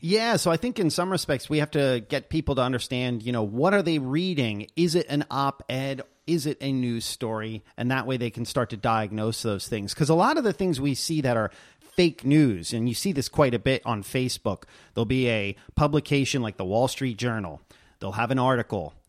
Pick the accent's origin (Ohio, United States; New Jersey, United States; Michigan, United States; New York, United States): New York, United States; New York City; now in Redmond, United States; back in my hometown of New York City